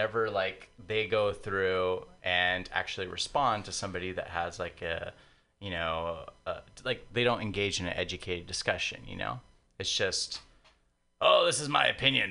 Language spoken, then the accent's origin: English; San Diego, California, United States; moved away; I'm not from here. I'm a transplant, but I'm from San Diego